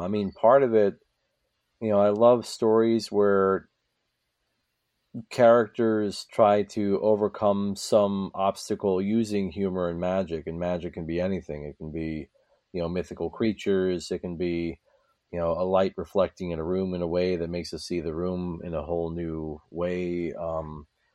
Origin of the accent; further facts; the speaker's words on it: Hudson River Valley, New York, United States; I grew up in the Hudson River Valley